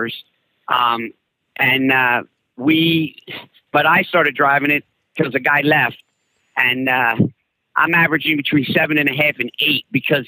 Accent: Pennsylvania, United States; I'm from Pennsylvania.

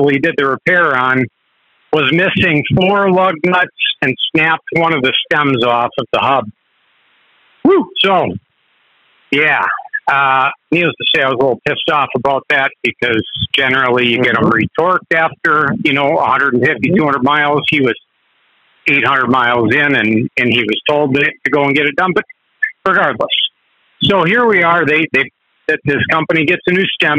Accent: Wisconsin, United States; I'm from Wisconsin

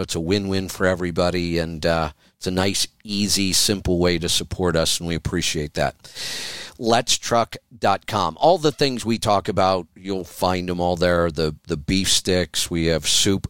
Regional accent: Oregon, United States; my home state

